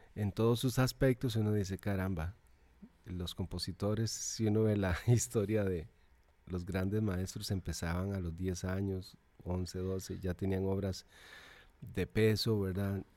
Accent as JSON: {"language": "Spanish", "town": "Naranjo", "region": "Alajuela", "country": "Costa Rica", "tie": "born or raised there", "also_born_or_lived": "Zarcero", "said": "en realidad soy de Naranjo, Llano Bonito, que es el pueblo donde nací, pertenece al cantón de Naranjo, pero queda más cerca de Zarcero, de Naranjo. Queda 20 kilómetros de Naranjo y 5 de Zarcero. Por lo tanto, fui al colegio de Zarcero."}